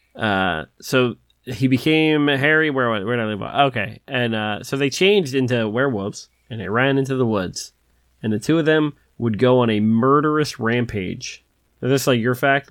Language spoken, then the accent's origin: English; Philadelphia, Pennsylvania, United States; I'm from Philadelphia